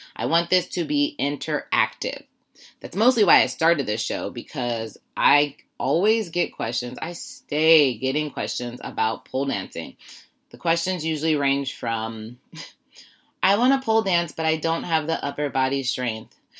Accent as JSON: {"language": "English", "town": "Warren", "region": "Ohio", "country": "United States", "said": "I'm from Warren, Ohio."}